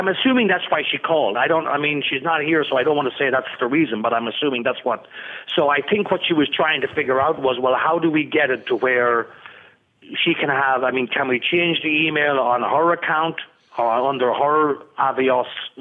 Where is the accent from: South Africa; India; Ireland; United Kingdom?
Ireland; We're both Irish